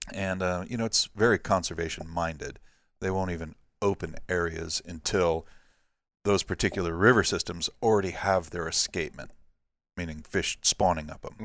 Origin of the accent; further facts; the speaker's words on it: Santa Barbara, California, United States; moved away as an adult; also born or lived in Alaska; now in Gulfport, United States; I was born and raised in Santa Barbara, California